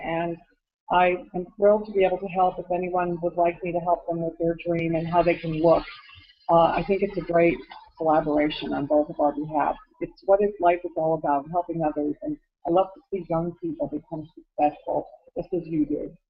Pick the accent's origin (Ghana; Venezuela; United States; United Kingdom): United States; Connecticut; moved away; I'm from Connecticut originally